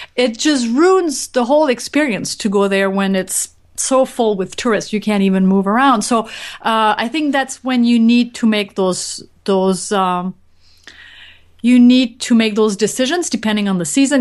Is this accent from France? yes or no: yes; France; I grew up in France